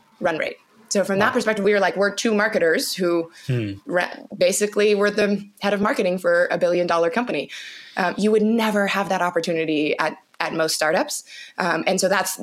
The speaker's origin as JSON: {"language": "English", "country": "Canada", "tie": "born or raised there", "said": "I'm from Canada, born and raised in Canada"}